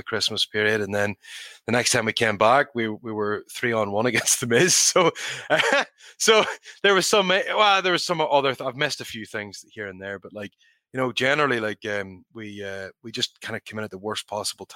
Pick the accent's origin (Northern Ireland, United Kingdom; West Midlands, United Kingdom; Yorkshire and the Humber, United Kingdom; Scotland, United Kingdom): Northern Ireland, United Kingdom; for me as a kid growing up in Northern Ireland